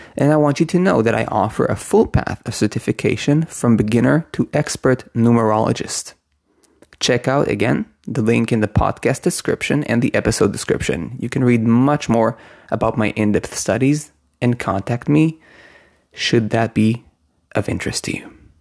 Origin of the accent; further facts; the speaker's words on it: Israel; I was born in Israel. My name was given to me with Hebrew letters